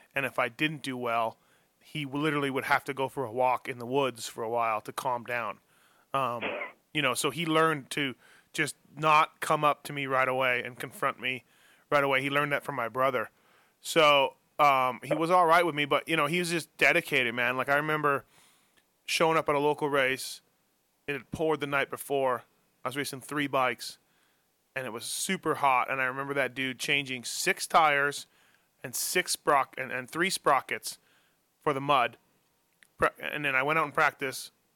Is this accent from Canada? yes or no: yes; Canada; moved away as an adult; also born or lived in Newport Beach, California